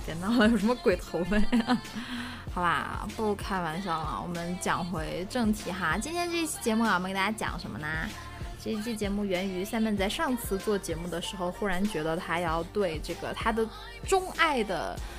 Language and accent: Chinese; Northeast China, China; moved away; 以前小时候在东北嘛